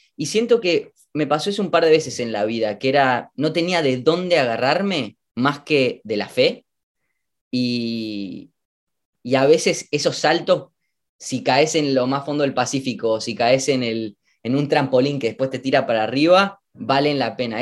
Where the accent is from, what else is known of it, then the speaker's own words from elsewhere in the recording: Argentina; moved away as an adult; also born or lived in United States; volviendo a mi, a mi tierra natal